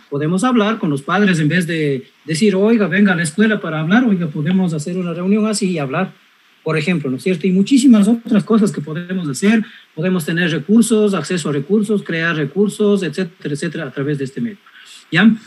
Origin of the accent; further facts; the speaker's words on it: Cañar, Ecuador; en mi pueblo, en Cañar